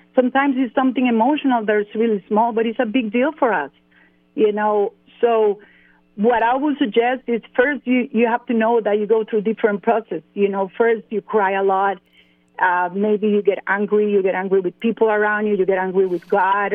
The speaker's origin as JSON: {"language": "English", "town": "San Jose", "region": "San José", "country": "Costa Rica", "tie": "born or raised there", "second_language": "English", "moved": "as an adult", "lives_now": "Atlanta, United States", "said": "I was born in San Jose, Costa Rica."}